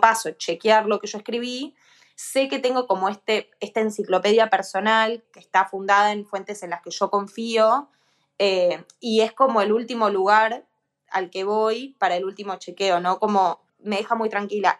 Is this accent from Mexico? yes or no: no; Argentina; en mi país